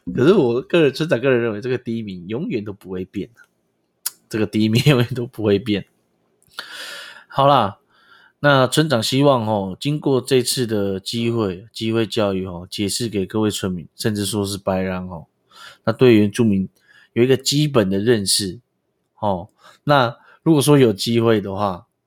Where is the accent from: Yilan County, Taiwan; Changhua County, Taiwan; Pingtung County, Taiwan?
Pingtung County, Taiwan; Pingtung; 我们也都是在比较都市念书，就不是，哎，也没有多都市，就市区而已， 讲得屏东市区很像很高级